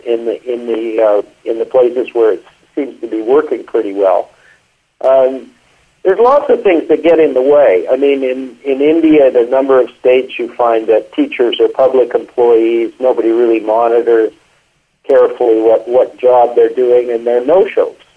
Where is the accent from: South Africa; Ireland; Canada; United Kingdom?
Canada; I grew up a lot in Canada